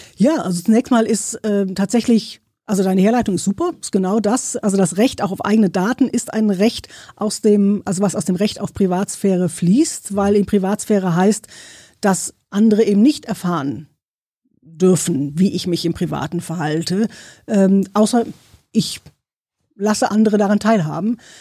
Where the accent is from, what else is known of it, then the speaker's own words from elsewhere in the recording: Cologne, North Rhine-Westphalia, Germany; Also ich bin aus Köln, also ich bin eine Kölnerin